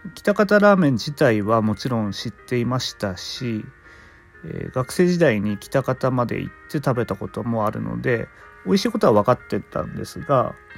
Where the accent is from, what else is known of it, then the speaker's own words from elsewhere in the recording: Fukushima, Japan; 僕の出身地福島県